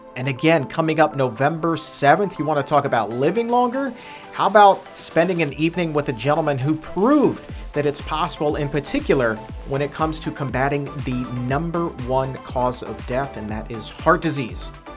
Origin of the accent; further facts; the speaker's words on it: Norfolk, Virginia, United States; Norfolk, Virginia, my hometown